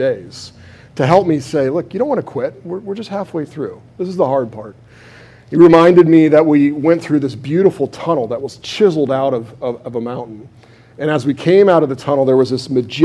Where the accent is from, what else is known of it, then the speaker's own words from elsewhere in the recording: United States; I'm an American.